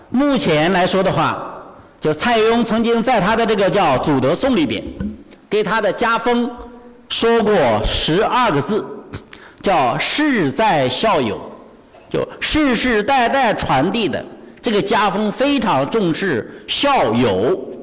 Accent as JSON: {"language": "Chinese", "town": "Bozhou", "region": "Anhui", "country": "China", "tie": "born or raised there", "said": "我老家是安徽亳州"}